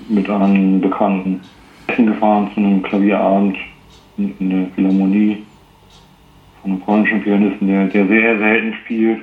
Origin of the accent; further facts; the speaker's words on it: Bremen, Germany; Ich bin Bremer